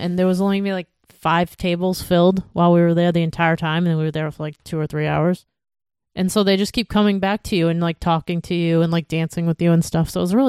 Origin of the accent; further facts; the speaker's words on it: New England, United States; we're from New England